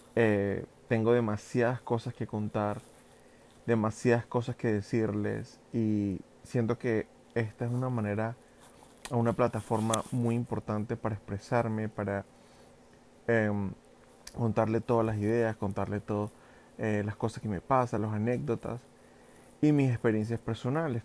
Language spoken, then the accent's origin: Spanish; Venezuela; moved away as an adult; also born or lived in New York, United States; now in New Jersey, United States; yo soy un venezolano que emigró hace, mm, así, bueno, como cuatro años y medio, ya voy para cinco años a Estados Unidos